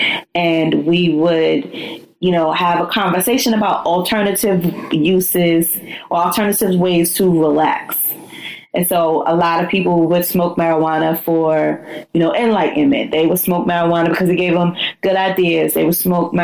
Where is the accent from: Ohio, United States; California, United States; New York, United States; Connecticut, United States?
New York, United States; New York City; I'm a New Yorker until